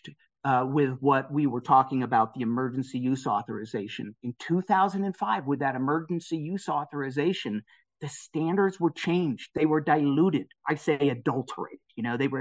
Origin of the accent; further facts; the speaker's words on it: United States; as an American citizen